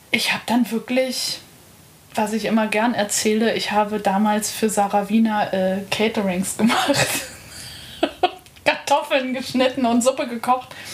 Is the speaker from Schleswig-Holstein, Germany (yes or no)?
no; Lake Starnberg, Bavaria, Germany; now in Berlin, Germany; Starnberger See in Bayern